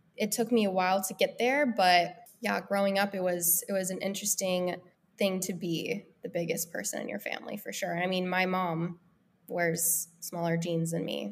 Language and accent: English; Denver, Colorado, United States; also born or lived in Los Angeles, United States; now in Nashville, United States; I'm originally from Denver, Colorado